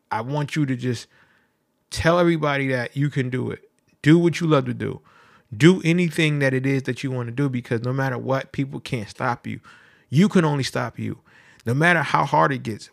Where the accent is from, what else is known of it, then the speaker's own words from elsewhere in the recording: New Haven, Connecticut, United States; I'm from New Haven, Connecticut